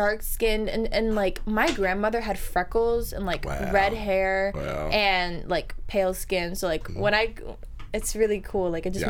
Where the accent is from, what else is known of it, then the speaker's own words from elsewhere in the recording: Potomac, Maryland, United States; first language Spanish; English is a second language; now in Los Angeles, United States; my parents raised me to be like really proud Cubans, and I basically kind of. I lived in Potomac, Maryland, but my whole entire family lives in Miami.